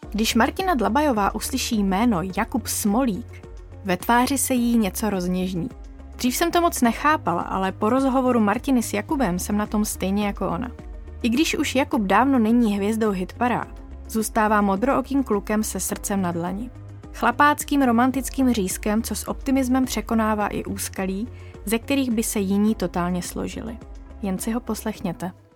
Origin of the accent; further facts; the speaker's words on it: Czechia; pocházím z malé vesničky, z Radových Střímelic